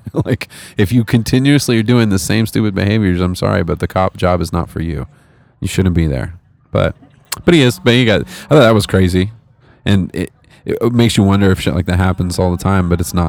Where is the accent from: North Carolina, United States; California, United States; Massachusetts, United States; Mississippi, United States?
California, United States; moved away as an adult; I moved out here from California about a decade ago and fell in love with it too. Never went back.